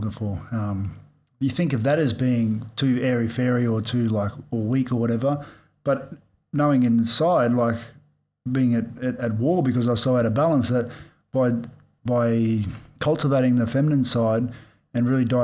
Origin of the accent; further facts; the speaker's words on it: Australia; growing up in Australia